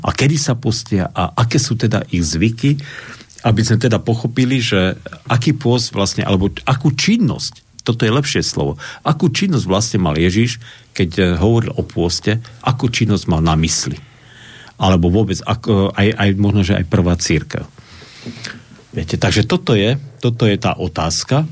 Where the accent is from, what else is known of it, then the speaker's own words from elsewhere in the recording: Slovakia; som Slovák